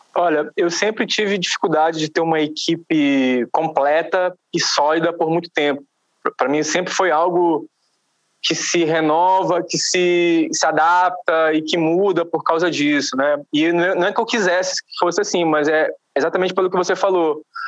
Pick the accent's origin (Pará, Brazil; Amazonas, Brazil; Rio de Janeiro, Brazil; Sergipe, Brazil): Pará, Brazil; Belém; now in São Paulo, Brazil; Eu sou de Belém do Pará